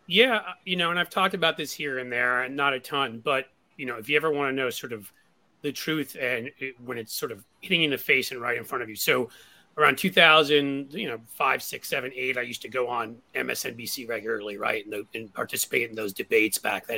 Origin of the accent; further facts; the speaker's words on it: New York City, New York, United States; moved away as an adult; now in Cincinnati, United States; I may live in Cincinnati now, but I grew up in New York City